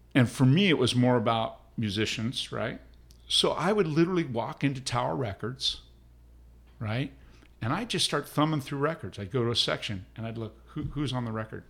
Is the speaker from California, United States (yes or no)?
yes; Palm Springs, California, United States; I was born in Palm Springs